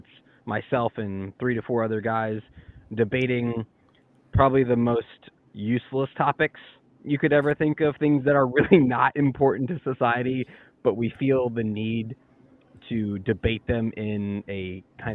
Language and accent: English; Georgia, United States; We're all from Georgia